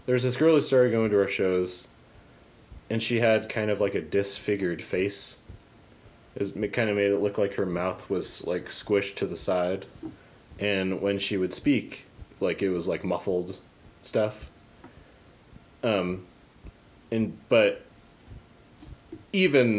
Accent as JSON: {"language": "English", "town": "Papillion", "region": "Nebraska", "country": "United States", "tie": "born or raised there", "said": "It's my hometown"}